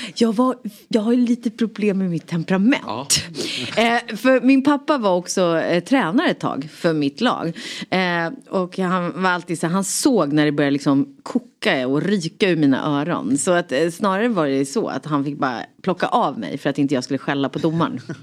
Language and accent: Swedish; Rotebro, Stockholm County, Sweden; also born or lived in Solna; jag kommer från Rotebro, eller jag är född i Solna, of mm. course. Men, ja, eh, men sen så växte jag upp i Rotebro, norr om stan